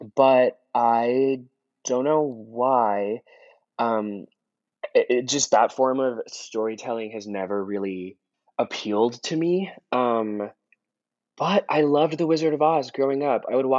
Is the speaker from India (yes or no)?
yes; India; now in United States; obviously I was growing up in India, and it's not like the same songs that that were playing on the radio here in the US would be playing in India.